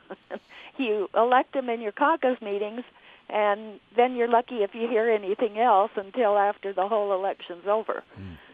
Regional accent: California, United States; moved away as an adult; now in Logan, United States; I grew up in California and lived there for many years

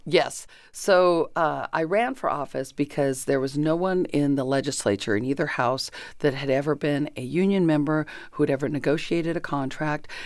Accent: Chino, California, United States; also born or lived in Kansas / Pomona / Colton; I grew up in Chino

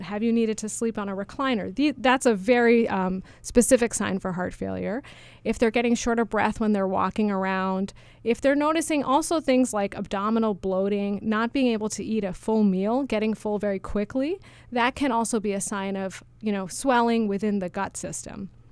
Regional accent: New York City, New York, United States; moved away as an adult; also born or lived in Massachusetts; I grew up in New York City, um, the daughter of two highly motivated research scientists

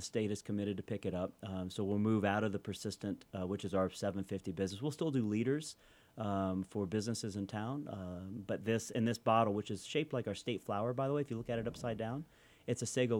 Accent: Kentucky, United States; now in Utah, United States; I'm from Kentucky, if you didn't know.

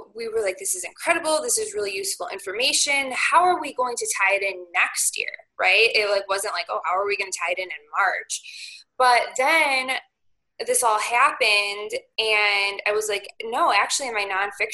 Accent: Marengo, Illinois, United States; also born or lived in Crystal Lake, Illinois; I grew up in Lake Marengo, right on the outskirts, and then I went to high school in Crystal Lake

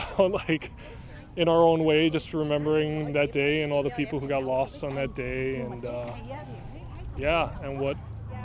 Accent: New York City, New York, United States; now in Hawaii, United States; as a New Yorker

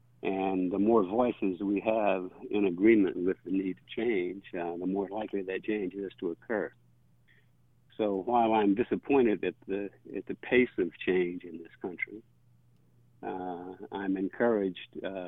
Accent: Mississippi, United States; also born or lived in Missouri; I was born and raised generally in Mississippi, but my father was in the military, the Army.

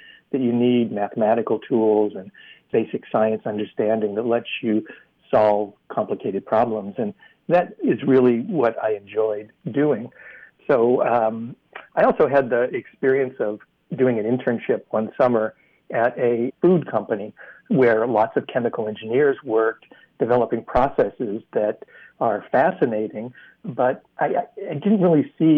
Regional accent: central Iowa, United States; moved away; I grew up in Iowa, in central Iowa, and went to public school there

